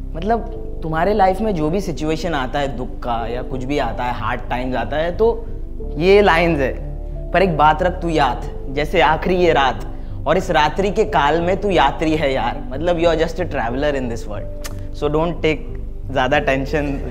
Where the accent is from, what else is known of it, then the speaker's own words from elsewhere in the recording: Mumbai, Maharashtra, India; मैं कांदीवली को रिप्रेजेंट बहुत करता हूँ मैं कांदीवली में पैदा हुआ